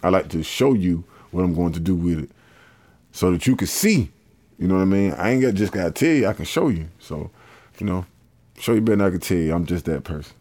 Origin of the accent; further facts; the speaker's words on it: Columbus, Georgia, United States; I'm from Columbus, Georgia, uh, aka Polar Bear, Georgia, Forest Road